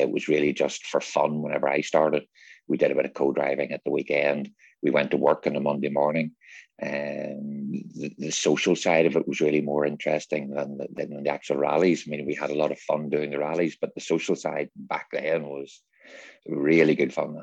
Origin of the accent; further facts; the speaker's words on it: Northern Ireland, United Kingdom; growing up in North, Northern Ireland in the seventies and eighties